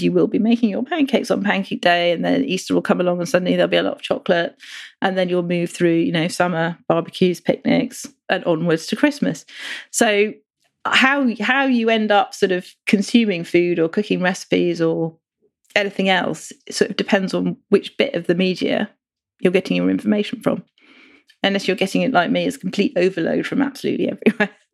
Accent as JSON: {"language": "English", "country": "India", "tie": "born or raised there", "moved": "yes", "lives_now": "United Kingdom", "said": "I grew up in India"}